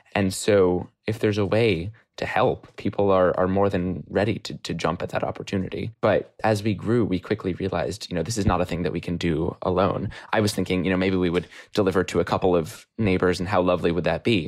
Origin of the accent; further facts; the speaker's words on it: New York City, New York, United States; I'm from New York City